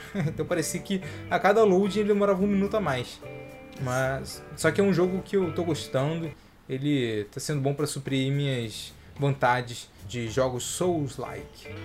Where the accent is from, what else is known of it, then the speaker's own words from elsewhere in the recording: Brazil; a gente é, é brasileiro